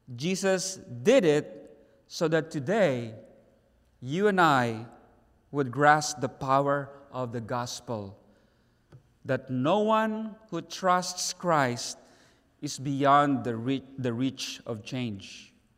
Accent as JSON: {"language": "English", "town": "Davao City", "region": "Davao Region", "country": "Philippines", "said": "in our own city, Davao City."}